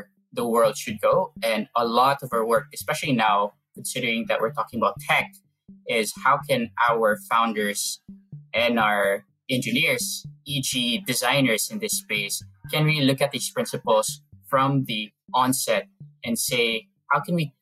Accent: Philippines; I grew up in the Philippines feeling the effects of climate change.

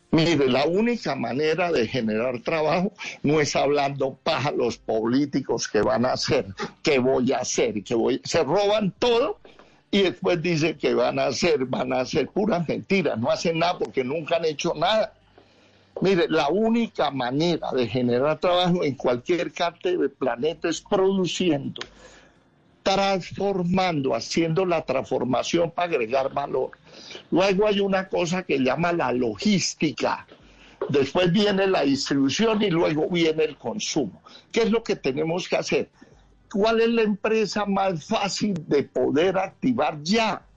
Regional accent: Colombia; somos los colombianos

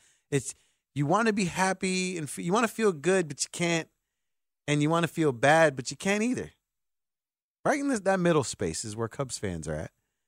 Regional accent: Chicago, Illinois, United States; I say that as a Sox fan, but I say that as a Chicagoan.

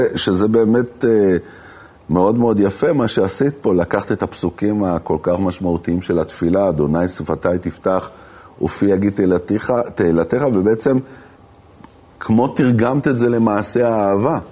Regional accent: Jerusalem, Jerusalem District, Israel; moved away; בתור ירושלמי לשעבר

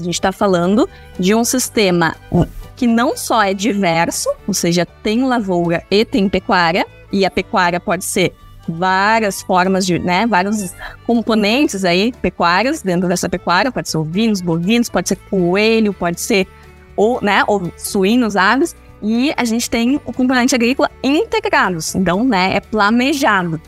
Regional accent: Santa Maria, Rio Grande do Sul, Brazil; also born or lived in Porto Alegre; Eu sou de Santa Maria, né? Sou gaúcha

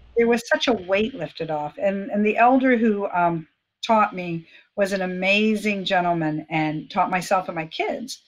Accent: Fort Lauderdale, Florida, United States; I was born in Fort Lauderdale to two really wonderful parents

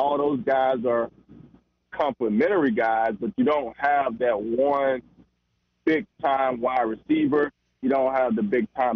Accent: the South, United States; I'm a Southerner

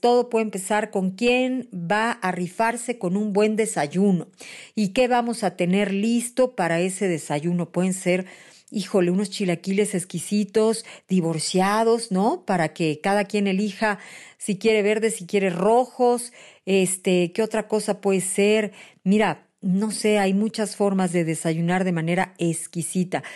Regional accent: Mexico; los mexicanos, sí, somos

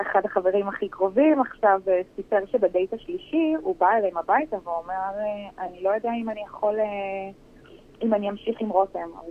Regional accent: Herzliya, Tel Aviv District, Israel; אנחנו במקור בהרצליה, גדלנו בהרצליה, אני עדיין גרה בהרצליה

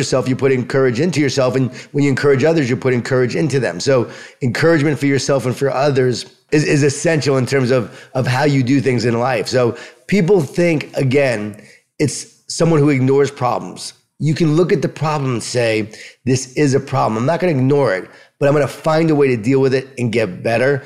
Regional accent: Long Island, New York, United States; I'm from Long Island, from New York. I was an athlete

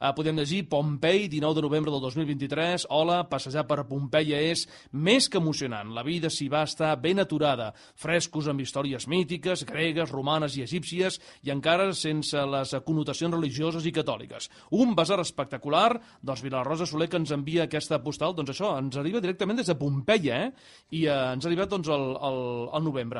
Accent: Sabadell, Catalonia, Spain; els que som de Sabadell

